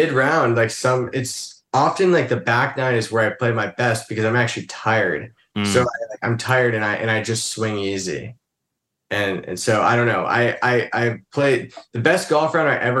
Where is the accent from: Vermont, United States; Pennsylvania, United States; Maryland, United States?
Vermont, United States; moved away; when my dad left Burton Snowboards, which was when I grew up in Vermont for 9 years